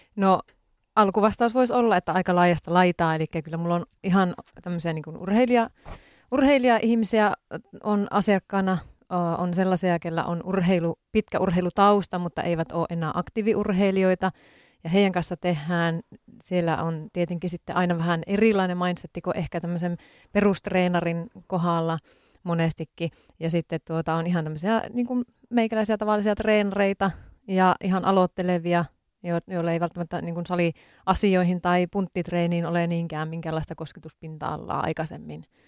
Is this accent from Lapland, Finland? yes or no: yes; Tornio, Lapland, Finland; moved away as an adult; now in Helsinki, Finland; mä olen Torniosta kotoisin